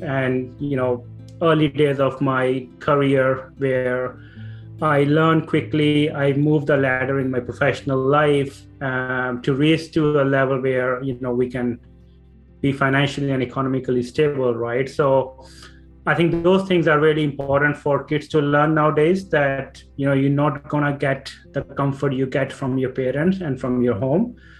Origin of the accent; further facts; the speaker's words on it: Punjab, India; moved away as an adult; now in Ireland; so I'm originally from India, north part, Punjab, and uh, I born and brought up there